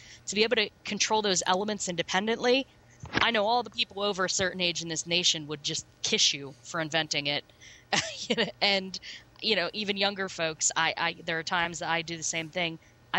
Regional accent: Pittsburgh, Pennsylvania, United States; I mean, I grew up in Pittsburgh. I'm a Pittsburgh girl.

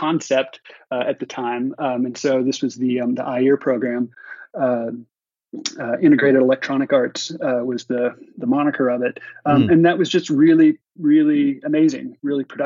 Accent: outside of Seattle, Washington, United States; I grew up outside of Seattle, kind of in the countryside

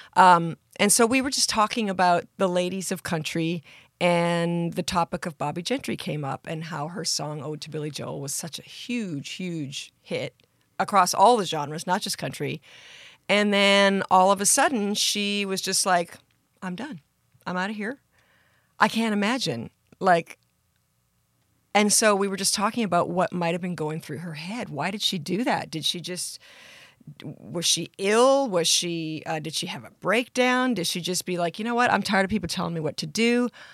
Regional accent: Surrey, British Columbia, Canada; I grew up in Surrey, British Columbia, in Canada

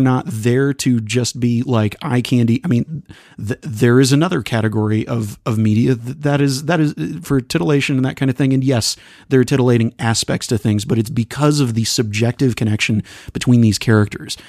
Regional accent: Texas, United States; accent: twang; I'm from Texas, and there's a little bit of twang that comes in sometimes

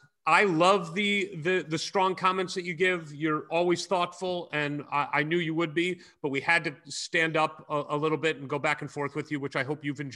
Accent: St. Louis, Missouri, United States; I grew up in St. Louis, Missouri.

